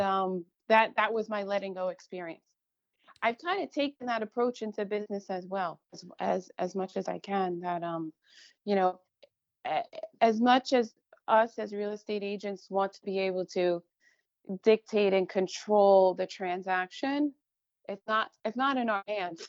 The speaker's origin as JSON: {"language": "English", "area": "Long Island", "region": "New York", "country": "United States", "tie": "born or raised there", "said": "I grew up on Long Island, a typical middle class neighborhood"}